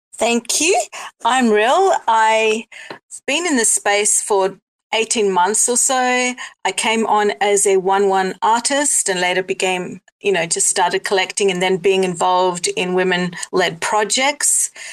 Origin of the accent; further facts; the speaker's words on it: South Africa; now in Australia; I'm in Australia, but I was born in South Africa and I have Greek heritage.